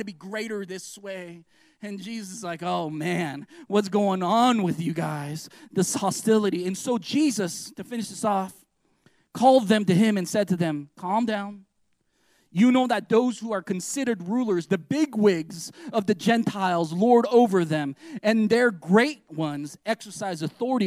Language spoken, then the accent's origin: English; United States; we're American Christians